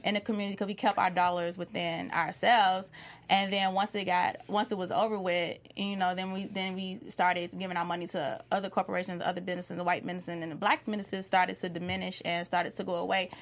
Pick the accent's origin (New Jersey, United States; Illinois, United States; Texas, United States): Illinois, United States; Chicago; I'm born and raised in Chicago.